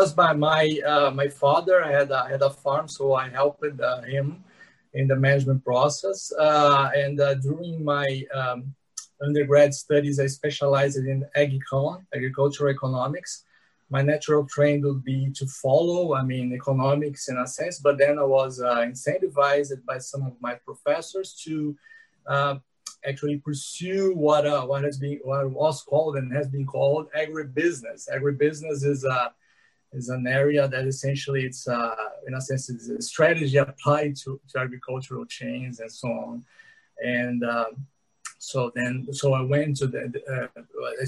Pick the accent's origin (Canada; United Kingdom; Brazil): Brazil; São Paulo; I'm here in São Paulo. I grew up here. I'm a person from São Paulo